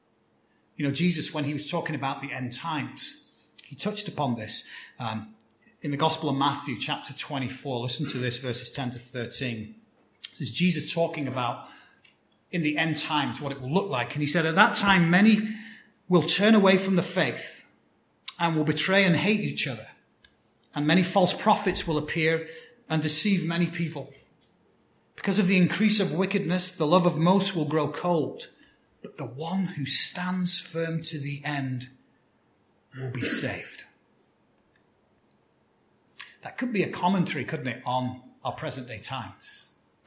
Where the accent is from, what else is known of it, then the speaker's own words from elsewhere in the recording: United Kingdom; moved away; one of the things I loved about growing up on Christmas Day for me was we'd have our Christmas lunch. It's kind of more customary in the UK